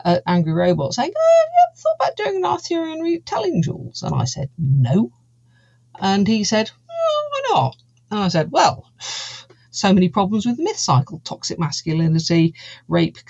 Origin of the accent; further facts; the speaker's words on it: United Kingdom; also born or lived in Cotswolds, United Kingdom; I am a British fantasy author. I live in the Cotswolds in the United Kingdom